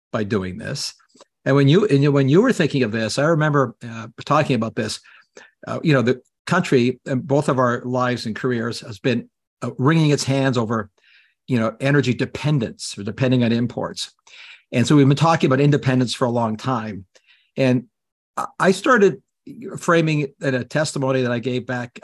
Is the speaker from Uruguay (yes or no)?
no; Canada; now in United States; I'm Canadian